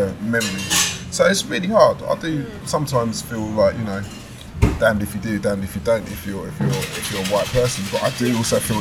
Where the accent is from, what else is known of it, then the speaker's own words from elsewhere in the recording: London, United Kingdom; I grew up in Southeast London